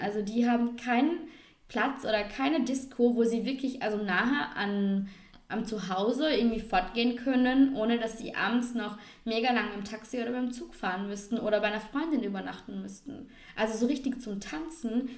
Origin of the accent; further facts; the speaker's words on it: Vorarlberg, Austria; unser Dialekt und ja, oh, unser Ländle, unsere Berge